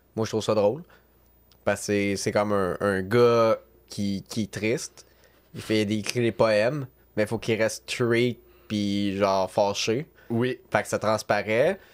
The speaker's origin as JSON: {"language": "French", "town": "Sorel-Tracy", "region": "Quebec", "country": "Canada", "said": "je viens de Sorel"}